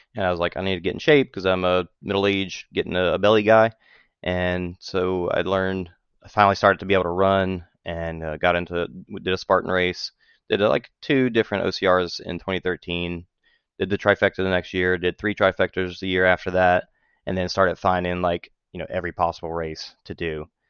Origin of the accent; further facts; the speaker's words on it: just north of New Orleans, Louisiana, United States; moved away as an adult; now in Texas, United States; grew up just north of New Orleans and moved to Texas after I got uh, when I got married